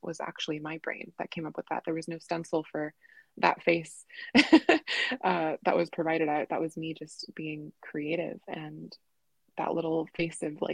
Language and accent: English; Orlando, Florida, United States; growing up in Orlando